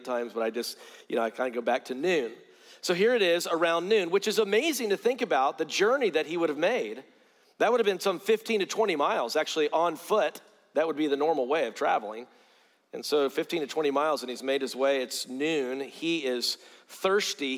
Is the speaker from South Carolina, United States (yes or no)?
yes; Greenville, South Carolina, United States; I grew up in South Carolina